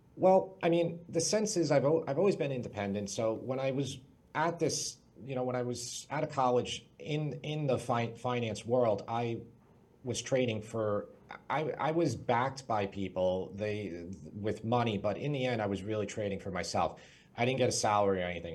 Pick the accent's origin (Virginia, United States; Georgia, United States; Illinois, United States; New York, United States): New York, United States; Long Island; I'm from Long Island, New York. That's where I currently live.